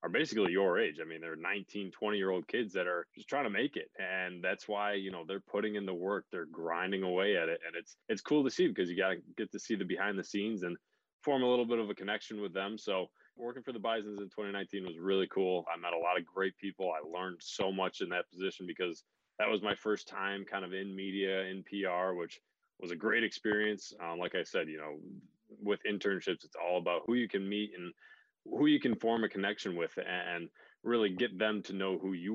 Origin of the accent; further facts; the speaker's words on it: Buffalo, New York, United States; I grew up in Buffalo, always been in Buffalo.